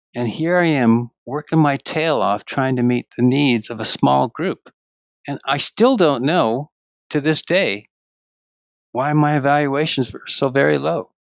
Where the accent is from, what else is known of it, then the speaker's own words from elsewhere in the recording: Canada; moved away as an adult; now in Ashland, United States; I'm from Canada. I did most of my public school teaching up in Canada